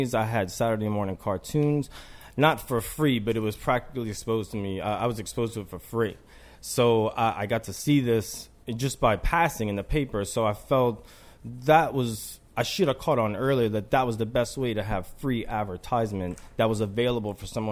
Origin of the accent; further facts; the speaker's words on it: New Orleans, Louisiana, United States; moved away as an adult; people might already know just from some of my accent. From New Orleans. I grew up in New Orleans East in the Ninth Ward